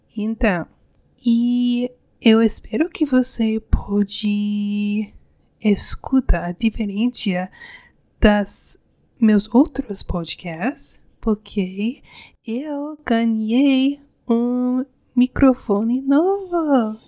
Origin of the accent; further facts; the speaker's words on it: United States; Portuguese is a second language; Eu sou americana e eu sou casado com um brasileiro.